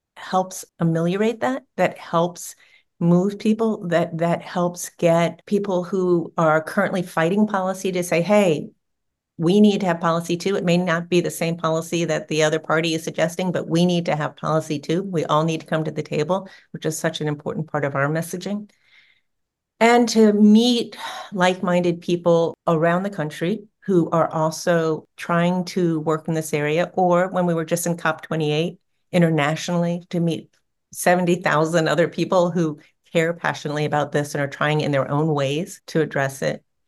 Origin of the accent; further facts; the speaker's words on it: New Orleans, Louisiana, United States; New Orleans, which is my hometown